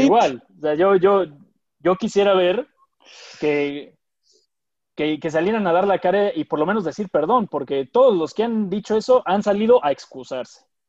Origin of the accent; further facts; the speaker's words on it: Mexico; somos mexicanos, orgullosamente mexicanos, amamos a nuestro México